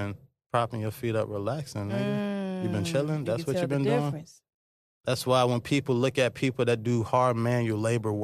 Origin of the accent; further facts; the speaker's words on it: Virginia, United States; also born or lived in Bronx, New York; I was born in New York, but most of my life is Virginia.